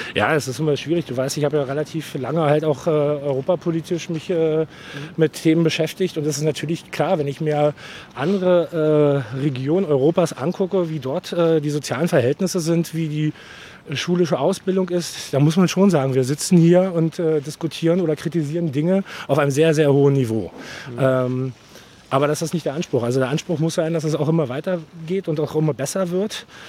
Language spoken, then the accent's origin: German; Berlin, Germany; Ich bin äh, kompletter Spandauer